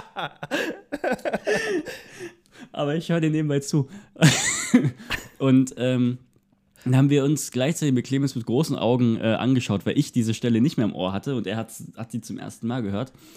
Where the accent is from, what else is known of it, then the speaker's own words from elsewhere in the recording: Görlitz, Saxony, Germany; hier bei mir in meiner Heimatstadt in Görlitz